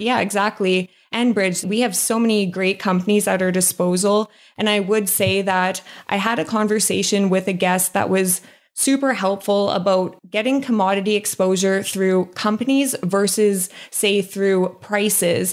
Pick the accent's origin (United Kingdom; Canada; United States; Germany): Canada; Saskatchewan; also born or lived in Calgary; now in British Columbia, Canada; I'm from Saskatchewan